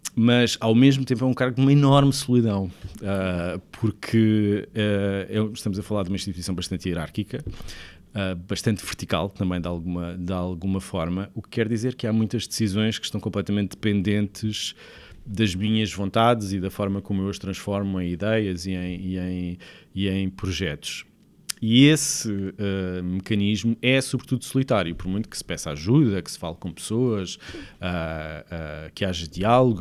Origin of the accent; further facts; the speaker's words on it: Sesimbra, Setúbal, Portugal; also born or lived in Lisbon; Eu sou de Sesimbra, nasci em Lisboa, mas sempre vivi em, em, em Sesimbra